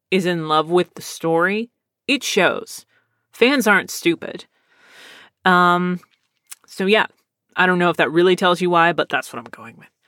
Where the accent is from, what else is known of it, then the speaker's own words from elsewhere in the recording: Pennsylvania, United States; also born or lived in Texas; I'm originally from Pennsylvania, and my brother is from California, but both of our parents are from Texas and gotta love that military brat life. But uh, to this day, I've lived in Texas most of my life.